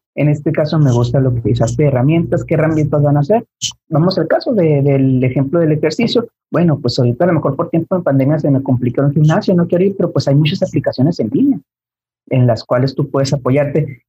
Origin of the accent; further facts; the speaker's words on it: Mexico; al menos como mexicanos